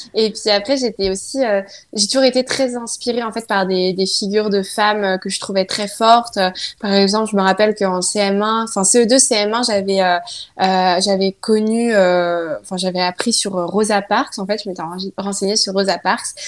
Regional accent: countryside near Nantes, Pays de la Loire, France; also born or lived in Saint-Nazaire; je suis née à Nantes. Après, mes parents habitent dans la campagne, euh, pas très loin de Nantes, on va dire. Et puis, euh, du coup, moi, j'ai pas grandi à Nantes.

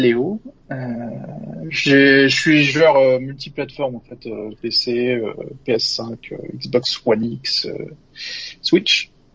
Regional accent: Normandy, France; now in Orléans, France; Alors je suis originaire de Normandie

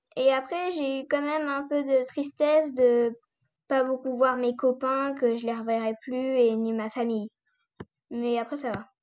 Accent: France; also born or lived in Corsica; la France, notre pays

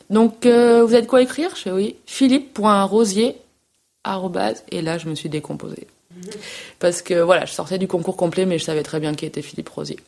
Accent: Nîmes, Occitania, France; moved away as an adult; je suis née à Nîmes. Euh, euh, dans le sud. Donc euh, j'ai vécu 18-19 ans à Nîmes, où j'ai fait toutes mes études.

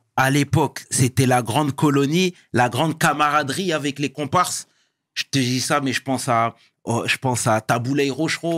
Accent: Sarcelles, Île-de-France, France; je viens de Sarcelles et c'est une ville

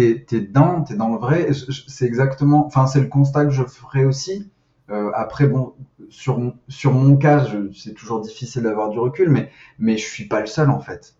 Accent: Nice, Provence-Alpes-Côte d'Azur, France; je viens de Nice

